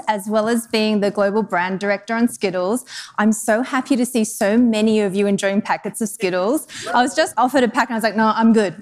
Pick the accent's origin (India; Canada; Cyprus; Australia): Australia; moved away as an adult; also born or lived in Denmark / Netherlands / United Kingdom; now in Chicago, United States; I'm actually from Australia originally.